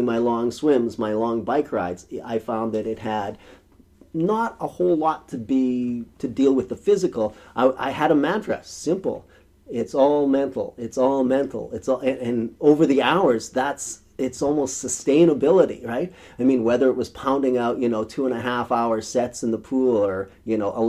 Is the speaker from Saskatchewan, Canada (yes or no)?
yes; rural Saskatchewan, Canada; moved away; It was a dusty road in rural Saskatchewan in September of 1976. I was in grade 7